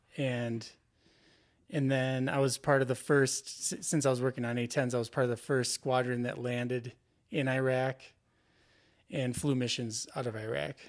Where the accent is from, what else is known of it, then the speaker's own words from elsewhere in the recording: Twin Cities, Saint Paul, Minneapolis area, Minnesota, United States; I'm from the Twin Cities, uh, Saint Paul, Minneapolis area. Uh, I grew up there